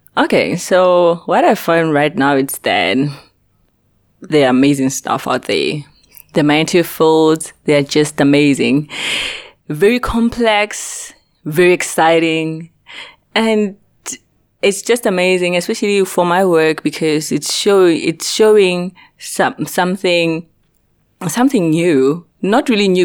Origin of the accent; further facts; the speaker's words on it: North West, South Africa; moved away as an adult; also born or lived in Makhanda, South Africa; now in Socorro, United States; I'm originally from Africa. Uh, it's in the Northwest Province